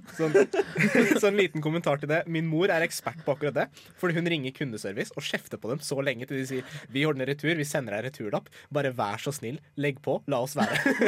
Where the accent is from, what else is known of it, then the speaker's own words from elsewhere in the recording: Iran; now in Norway; Jeg er altså fra Iran